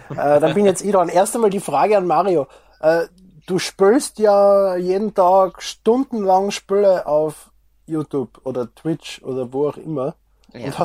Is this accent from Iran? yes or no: no; Austria; Was ich als Österreicher, als Bu noch